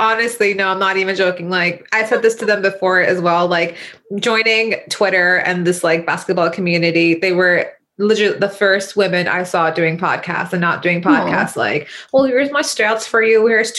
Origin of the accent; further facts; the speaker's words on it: Canada; I'm Canadian